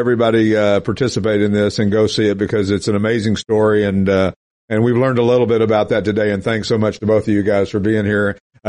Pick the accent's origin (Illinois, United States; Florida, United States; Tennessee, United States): Tennessee, United States; Knoxville; moved away as an adult; now in Pennsylvania, United States; the girl knew I was from the South, from Knoxville.